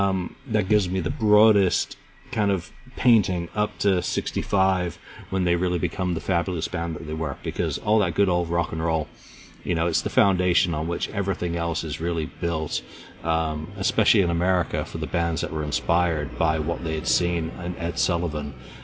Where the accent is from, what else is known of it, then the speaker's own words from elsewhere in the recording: England, United Kingdom; my background, obviously, being English, with family from Liverpool, is a total giveaway.